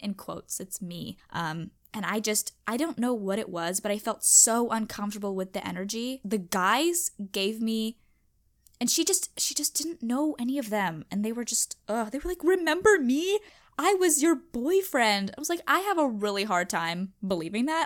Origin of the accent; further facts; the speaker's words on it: United States; I'm American